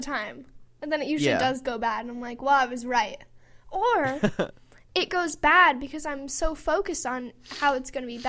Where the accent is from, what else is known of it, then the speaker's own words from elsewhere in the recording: Chicago, Illinois, United States; accent: Chicago; moved away; I get made fun of for my Chicago accent here.